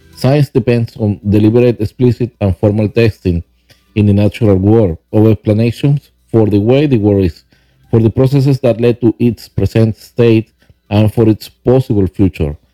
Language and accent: English; Venezuela; English is a second language; moved away as an adult; now in Huntersville, United States; I was born in Venezuela